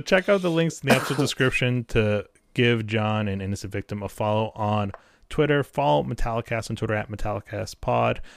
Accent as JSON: {"language": "English", "region": "New England", "country": "United States", "said": "I'm from New England"}